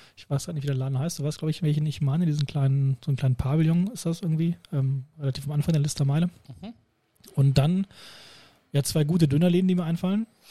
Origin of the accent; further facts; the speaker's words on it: near Laatzen, Lower Saxony, Germany; now in Hanover, Germany; ich komme aus Bimrode, also nicht weit weg von Laatzen